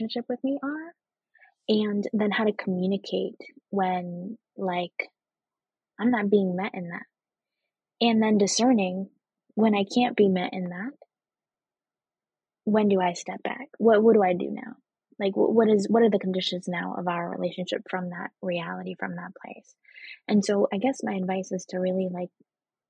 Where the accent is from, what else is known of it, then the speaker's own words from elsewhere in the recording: Boston, Massachusetts, United States; also born or lived in Venezuela; I was born here in the United States and immediately went back to Venezuela for 4 years and then came back grew up in Boston